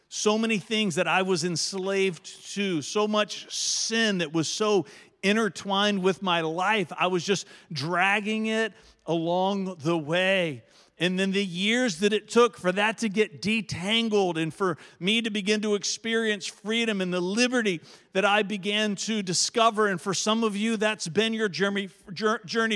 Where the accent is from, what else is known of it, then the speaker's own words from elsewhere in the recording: Verona, Virginia, United States; everybody that I grew up with in Verona, in eastern Henrico County, that's how we say that word.